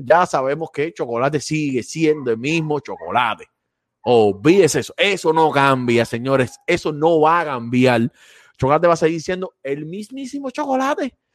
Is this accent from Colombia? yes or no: no; Cuba; now in Florida, United States; siempre somos cubanos